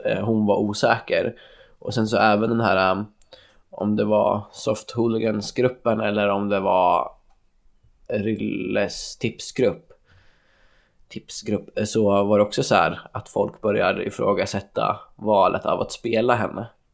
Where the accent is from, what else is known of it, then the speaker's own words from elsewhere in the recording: Örebro, Örebro County, Sweden; som den örebroare jag är